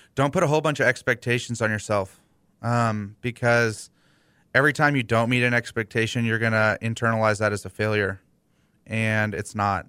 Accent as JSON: {"language": "English", "town": "Houston", "region": "Texas", "country": "United States", "tie": "born or raised there", "said": "I grew up in West U."}